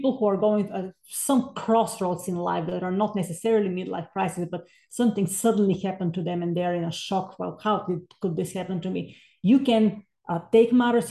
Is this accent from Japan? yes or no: no; Bulgaria; moved away as an adult; now in United States; I'm originally from Bulgaria. So I came to the States in 2000 to earn a master's and doctoral in music